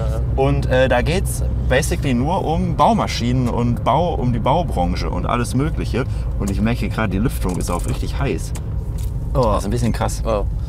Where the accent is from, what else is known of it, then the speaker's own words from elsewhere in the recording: Lemgo, North Rhine-Westphalia, Germany; now in Berlin, Germany; bin jetzt in meiner Heimatstadt, in Lemgo, quasi in Lage, in Detmold